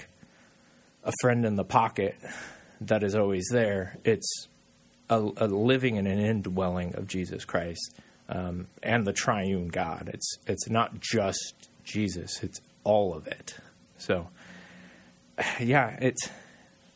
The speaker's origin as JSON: {"language": "English", "town": "Garden City", "region": "Kansas", "country": "United States", "tie": "born or raised there", "said": "I was born in Garden City, Kansas. You know, the place where they say, you know, it smells like money. And so I definitely grew up around the feedlots, but I was a city boy"}